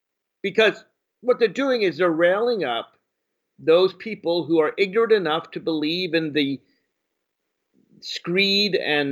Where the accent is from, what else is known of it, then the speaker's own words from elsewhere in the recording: Virginia, United States; my home state of Virginia